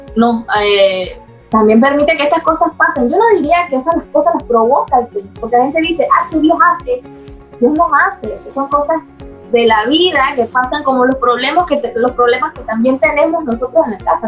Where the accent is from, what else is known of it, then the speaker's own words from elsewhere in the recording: Las Minas, Herrera, Panama; also born or lived in Chitré; allá fue el lugar donde prácticamente viví mi infancia, o sea, toda mi infancia hasta los 15 años. La viví en las minas, un pueblo, es un distrito de Herrera